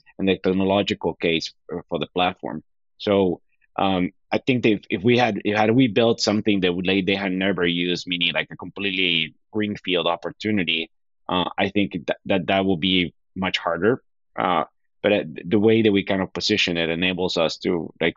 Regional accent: Bolivia; moved away as an adult; now in United States; I was born in the U.S., but I was raised in Bolivia.

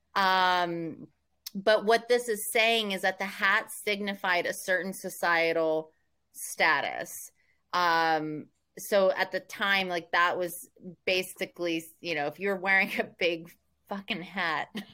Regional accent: Oklahoma, United States; I'm from Oklahoma

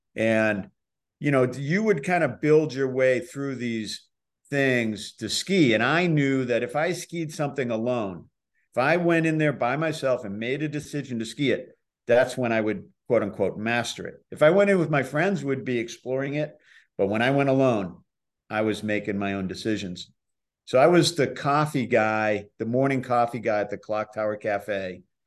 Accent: Boston, Massachusetts, United States; moved away; also born or lived in Milton, Massachusetts; I'm from Boston

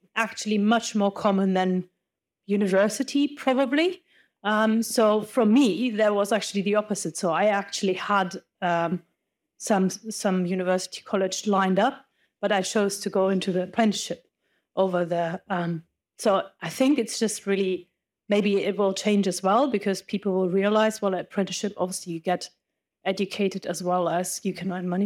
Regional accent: Germany; English is a second language; moved away; I'm from Germany, you can probably hear

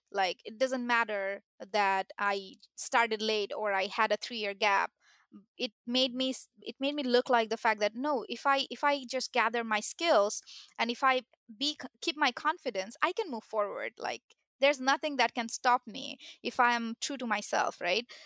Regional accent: Bangladesh; moved away as an adult; now in United States; I had only my high school diploma, uh, from my country, I'm from Bangladesh

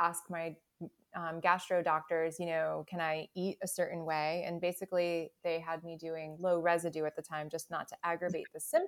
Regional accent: United States; I was born in the United States and grew up in the 80s and 90s

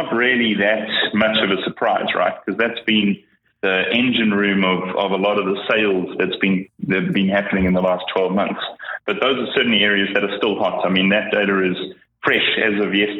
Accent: South Africa; moved away as an adult; now in British Columbia, Canada; I'm originally from South Africa, kind of grew up there, schooled there, went to varsity there, actually started my first business there.

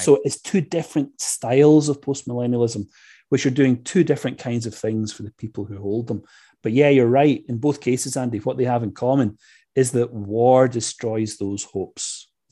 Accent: Scotland, United Kingdom; I grew up in Scotland where those kinds of ideas are not really part and parcel of everyday evangelical life.

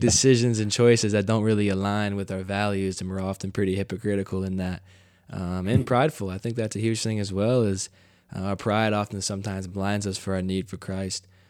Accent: United States; growing up in the United States

